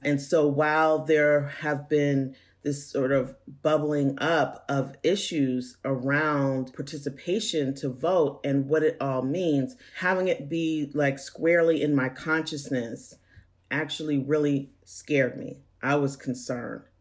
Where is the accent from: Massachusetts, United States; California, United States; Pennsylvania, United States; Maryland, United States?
Pennsylvania, United States; Pittsburgh; moved away as an adult; also born or lived in Georgia; now in Atlanta, United States; growing up in Pittsburgh